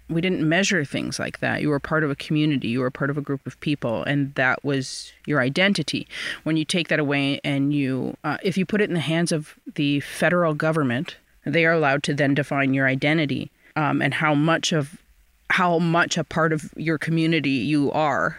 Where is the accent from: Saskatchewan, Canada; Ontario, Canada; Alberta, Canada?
Ontario, Canada; Six Nations; growing up, you know, on and off the reserve. I'm from Six Nations, so about an hour and a half southwest of Toronto.